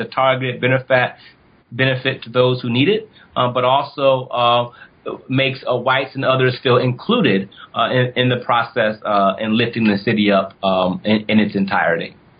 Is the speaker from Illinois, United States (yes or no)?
no; Ohio, United States; I'm from Ohio